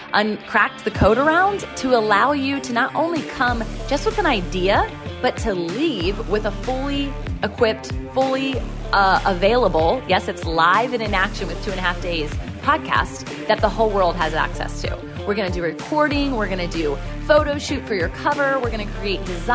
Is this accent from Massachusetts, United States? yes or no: no; Virginia Beach, Virginia, United States; It'll be in Virginia Beach, Virginia, and that's my hometown.